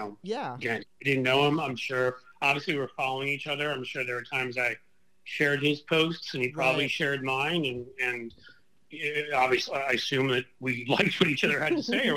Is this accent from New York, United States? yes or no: yes; New York City, New York, United States; also born or lived in Ohio; growing up in New York City